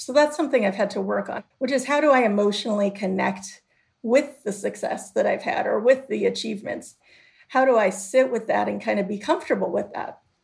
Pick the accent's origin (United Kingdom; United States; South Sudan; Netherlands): United States; Chicago, Illinois; growing up in Chicago